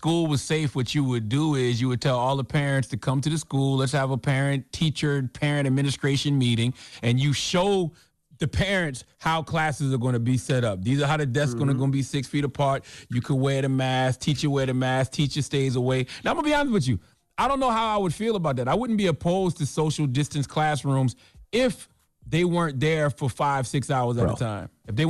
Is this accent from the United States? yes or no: yes; Moncks Corner, South Carolina, United States; You know, that's my home state as well. I was on the Isle of Palms. I was in my hometown of Mount's Corner.